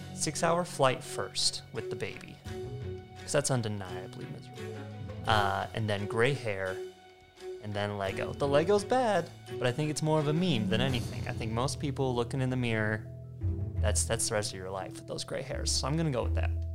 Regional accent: Arizona, United States; moved away as an adult; also born or lived in Idaho; I'm originally from Arizona. I actually went to uh, high school with Dan

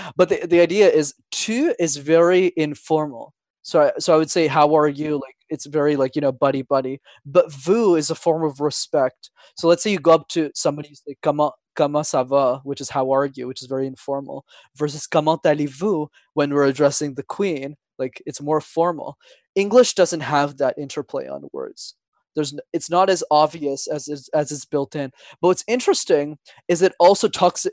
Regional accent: Montreal, Quebec, Canada; first language Tamil; English is a second language; I'm born and raised in Montreal. My parents are from Sri Lanka, though

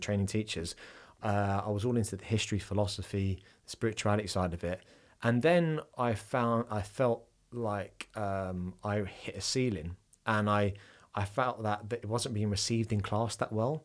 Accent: England, United Kingdom; I am an Englishman

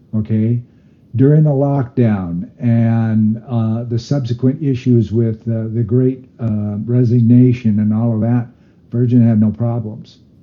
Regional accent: United States; I'm Native American

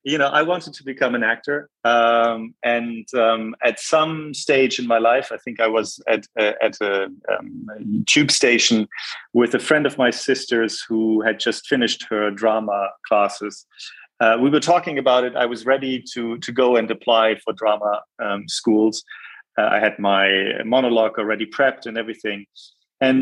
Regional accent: Bonn, North Rhine-Westphalia, Germany; born there; also born or lived in Jakarta, Indonesia / Hamburg / Munich; I was born in Bonn. I lived in Jakarta from the ages of 3 to 7, important years

